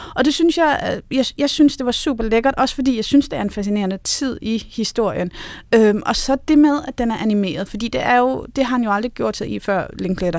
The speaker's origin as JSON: {"language": "Danish", "area": "North Zealand", "region": "Capital Region of Denmark", "country": "Denmark", "tie": "born or raised there", "said": "jeg er vokset op i Nordsjælland"}